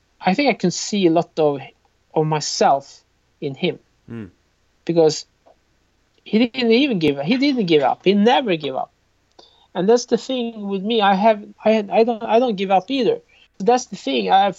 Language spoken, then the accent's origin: English; Sweden; I'm from Sweden